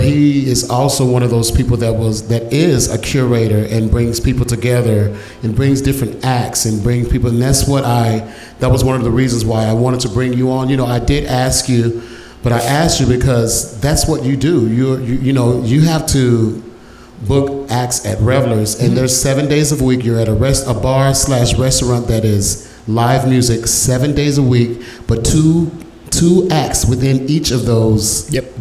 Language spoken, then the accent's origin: English; Dallas, Texas, United States; growing up in Oak Cliff